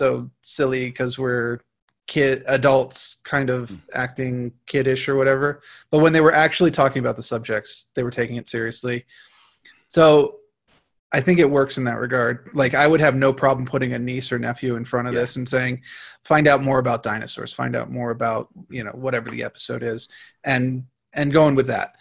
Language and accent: English; United States; as an American